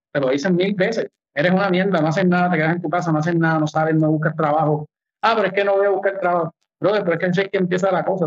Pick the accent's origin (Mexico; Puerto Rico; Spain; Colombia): Puerto Rico; Nosotros somos un territorio estadounidense